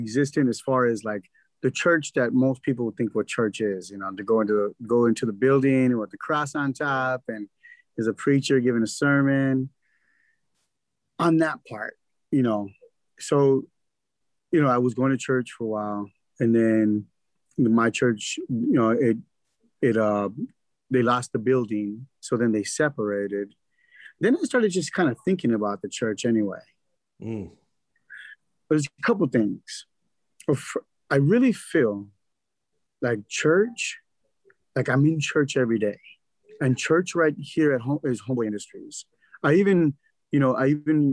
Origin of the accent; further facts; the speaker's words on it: Los Angeles, California, United States; I'm from Boyle Heights